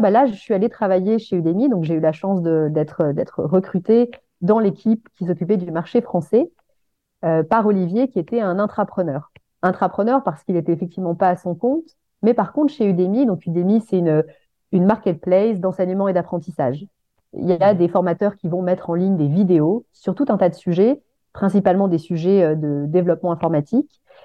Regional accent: Aix-en-Provence, Provence-Alpes-Côte d'Azur, France; moved away as an adult; une montagne euh, auprès de laquelle j'ai grandi, euh, puisque moi je suis originaire d'Aix-en-Provence.

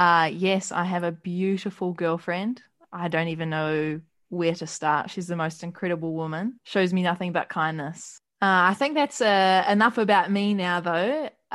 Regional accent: New Zealand; moved away as an adult; now in Australia; I'm 23 from New Zealand. Grew up playing basketball.

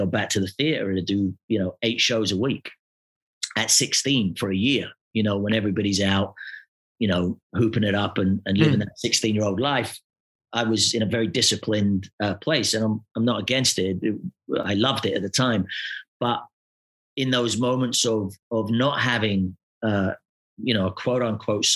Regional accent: Glasgow, Scotland, United Kingdom; moved away; I come from Glasgow

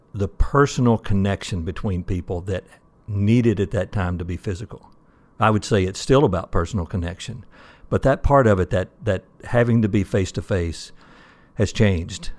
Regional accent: Mississippi, United States; moved away as an adult; now in Michigan, United States; actually from Mississippi, went to school at Mississippi State University

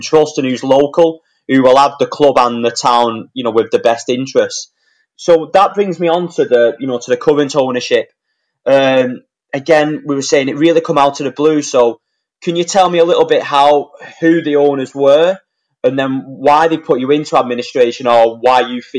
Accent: Wigan, North West England, United Kingdom; You know, I've lived in Wigan now. I'm born and bred in Wigan.

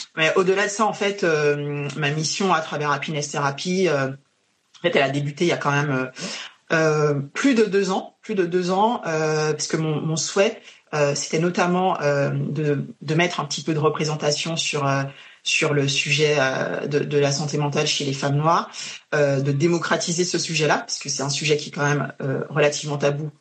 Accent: Guadeloupe; now in France; Je suis guadeloupéenne

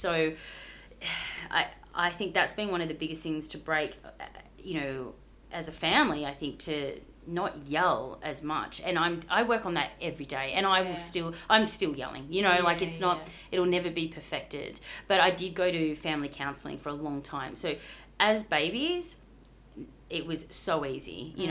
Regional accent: Bunbury, Western Australia, Australia; In WA. So, down south in Bunbury.

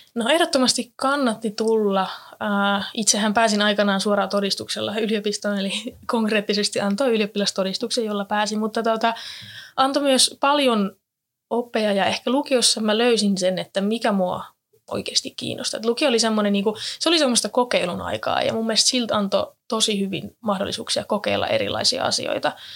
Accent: Jyväskylä, Central Finland, Finland; moved away as an adult; now in Turku, Finland; olen alun perin kotoisin täältä Jyväskylästä, täällä käynyt kaikki koulut

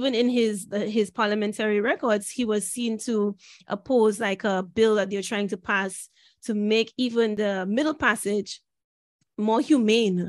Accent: St. Lucia; now in London, United Kingdom; growing up in St. Lucia

